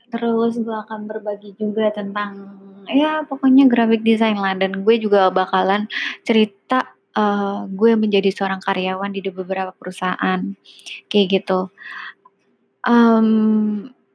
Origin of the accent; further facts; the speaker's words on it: Jakarta, Indonesia; gue lahir di Jakarta besar di Jakarta so uh, eh, gue menganggap diri gue orang Jakarta